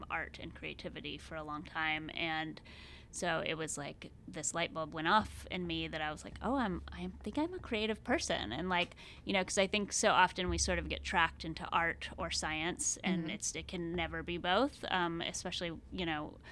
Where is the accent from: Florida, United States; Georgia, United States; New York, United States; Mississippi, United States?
Georgia, United States; moved away as an adult; also born or lived in Maine; now in Corvallis, United States; I grew up in Georgia